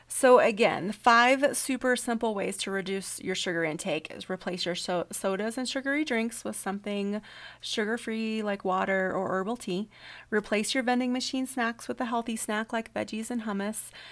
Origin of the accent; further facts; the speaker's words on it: the South, United States; I'm from the South